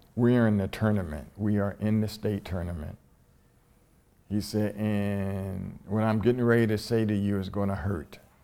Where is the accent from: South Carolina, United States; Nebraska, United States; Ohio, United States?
Ohio, United States; Columbus; this all black high school in Columbus, Ohio, in my hometown